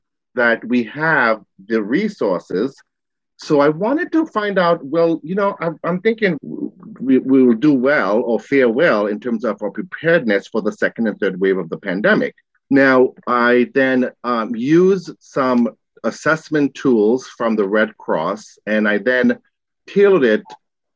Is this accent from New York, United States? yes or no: yes; New York City, New York, United States; Growing up in Queens